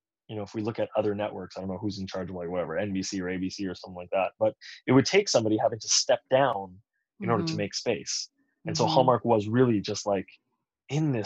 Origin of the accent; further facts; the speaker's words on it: Toronto, Ontario, Canada; moved away; I'm originally from Toronto